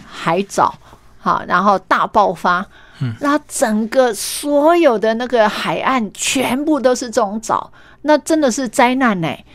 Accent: Meishan, Chiayi County, Taiwan; moved away as an adult; also born or lived in Taipei; 我是来自于乡下。啊，我们嘉义眉山那么样乡野的地方，然后到台北念书

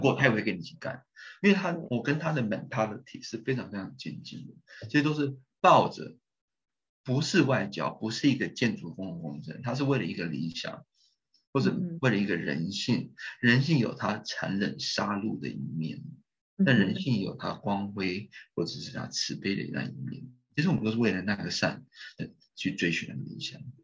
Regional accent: Taiwan; 这是我们台湾人的钱

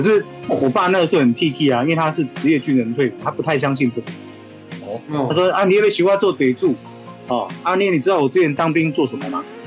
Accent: Yunlin County, Taiwan; 我是云林人，我是东南人

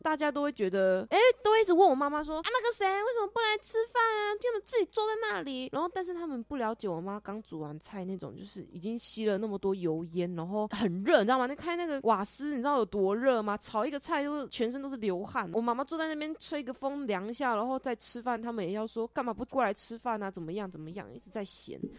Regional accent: Taitung County, Taiwan; moved away as an adult; now in Hsinchu, Taiwan; 我是台东人

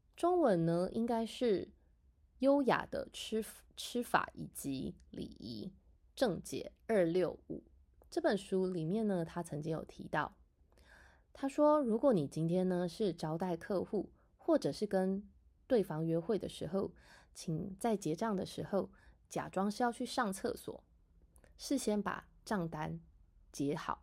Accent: Taiwan; 我们台湾人呢，在吃饭的时候呢

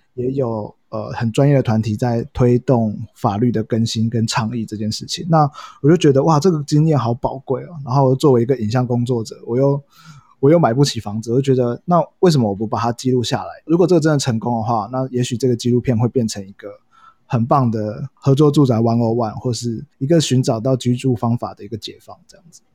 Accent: Hsinchu, Taiwan; also born or lived in Kaohsiung / Taoyuan; now in Taipei, Taiwan; 其实我是高雄人，然后在新竹长大，然后在桃园 读书在台北工作

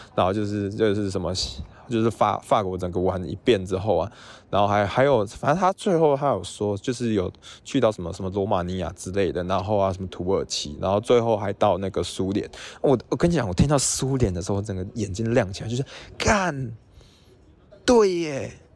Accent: Tainan, Taiwan; moved away as an adult; now in Australia; 我是台南人

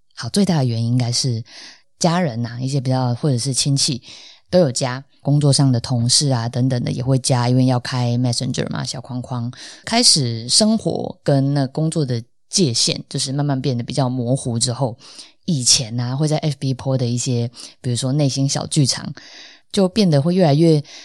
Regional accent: Tainan, Taiwan; 我是台南人，那但是认识我的朋友，大部分应该都知道，呃，我的台语基本上就是超级无敌烂

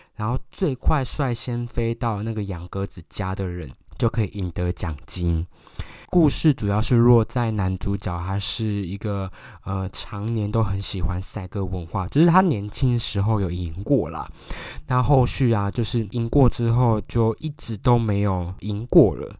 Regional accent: Taiwan; 我们台湾人的电影特色在哪里

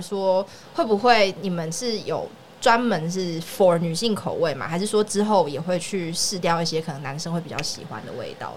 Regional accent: Yunlin County, Taiwan; now in Taipei, Taiwan; 你知道云林乡下没有这种事情

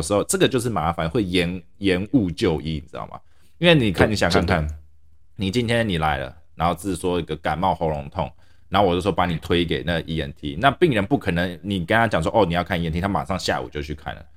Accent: Taiwan; now in United States; 我从小在台湾长大，我还是比较喜欢台湾这种文化

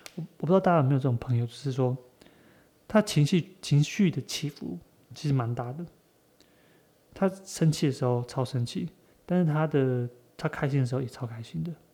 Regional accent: Taiwan; 身为，身为台湾人

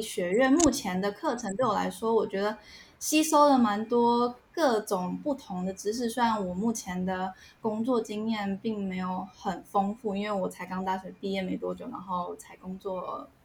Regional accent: Taiwan; moved away as an adult; now in Canada; 因为我们来自台湾嘛

